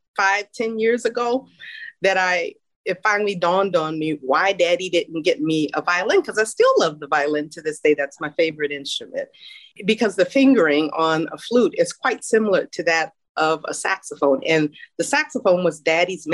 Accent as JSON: {"language": "English", "town": "New Orleans", "region": "Louisiana", "country": "United States", "tie": "born or raised there", "said": "I grew up in New Orleans in an area called Pochetrain Park, and mother and daddy raised four of us."}